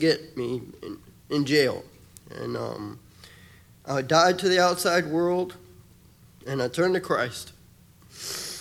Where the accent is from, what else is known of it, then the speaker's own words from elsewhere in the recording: Miami, Florida, United States; I grew up in Miami, Florida when I was adopted when I was 5 years old